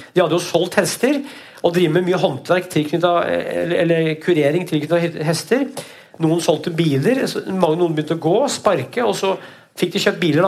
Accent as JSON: {"language": "Norwegian", "town": "Brumunddal", "region": "Innlandet", "country": "Norway", "tie": "born or raised there", "said": "i bygda mi, da, Veldre, Brumunddalen, så er det Veldre i Brumunddal, der jeg vokste opp"}